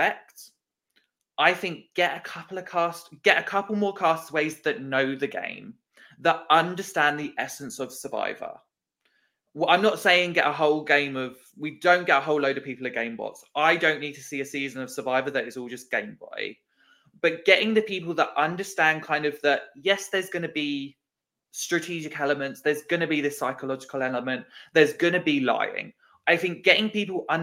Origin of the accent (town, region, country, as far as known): United Kingdom